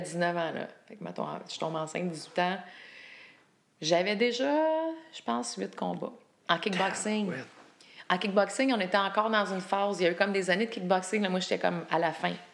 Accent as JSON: {"language": "French", "region": "Quebec", "country": "Canada", "moved": "as an adult", "said": "ça fait un petit bout de temps que j'étais partie du Québec"}